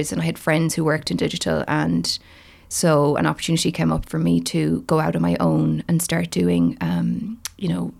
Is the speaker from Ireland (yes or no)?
yes; Galway, Connacht, Ireland; moved away as an adult; also born or lived in Middle East / Singapore / England; now in Dublin, Ireland; I'm from Galway originally, but I've been living in Dublin for the last 2 years.